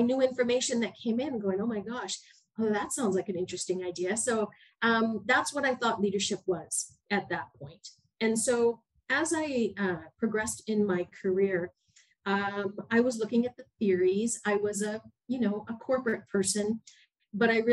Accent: Canada; moved away as an adult; I'm a Canadian

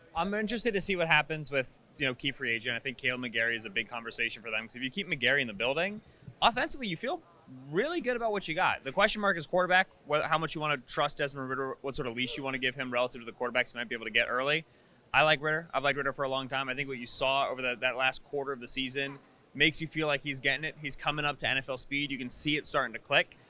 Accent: Pennsylvania, United States; where I grew up in Pennsylvania

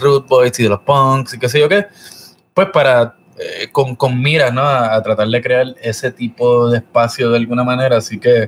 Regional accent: Puerto Rico; born or raised there

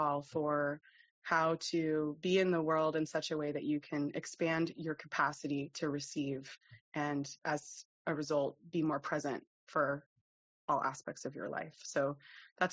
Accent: United States; moved away as an adult; now in Denmark; I am an American. I immigrated to Denmark when I was 28 years old

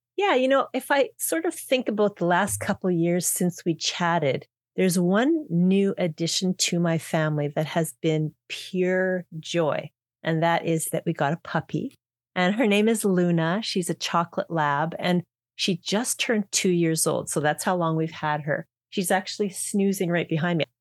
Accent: Canada; we're from Canada

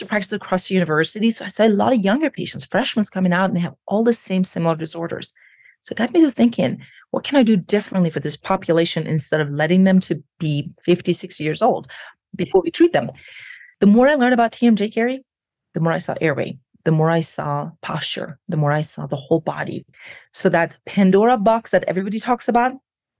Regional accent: Iran; moved away as an adult; now in United States; I was born and raised in Iran. I came to the United States about 23 years ago. So more than half of my life, I have lived here

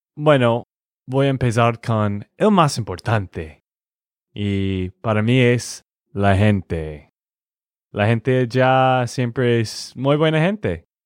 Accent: Texas, United States; de Texas, Estados Unidos

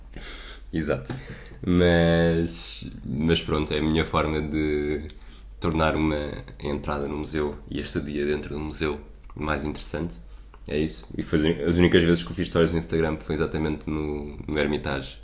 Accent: Portugal

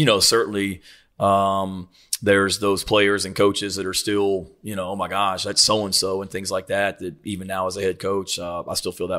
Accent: Murray, Kentucky, United States; also born or lived in Virginia; I grew up in Murray, Kentucky. My dad was the head coach at Murray State out there until 1986.

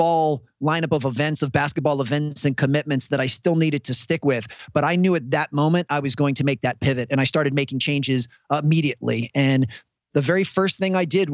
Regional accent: United States; I come from the United States

